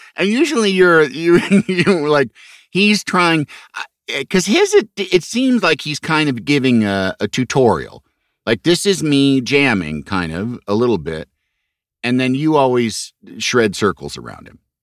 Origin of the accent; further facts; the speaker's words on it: Chicago, Illinois, United States; moved away; I grew up in Chicago